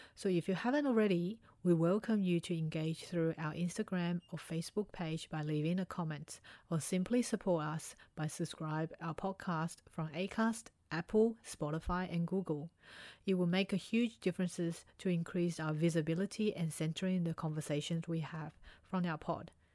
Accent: Australia; also born or lived in Taiwan; back in Taiwan and growing up in Australia

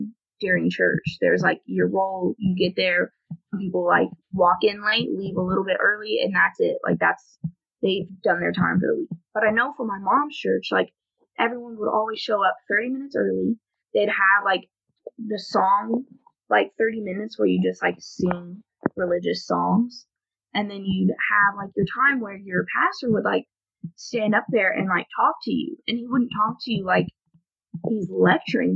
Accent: Owensboro, Kentucky, United States; I'm from Owensboro, which is, like, a lot smaller. So most people here are Catholic anyways

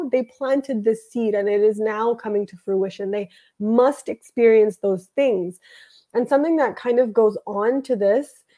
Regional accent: Canada; I was born in Canada and I was born in a nice house with a family

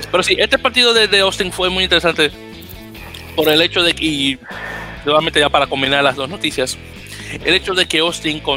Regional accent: Uruguay; Esto me mató mucho la risa siendo uruguayo, claro.

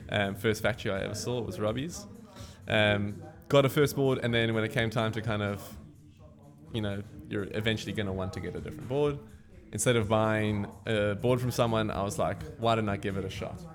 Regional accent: Cape Town, Western Cape, South Africa; I was born and bred in Cape Town. I lived in the city bowl my entire life

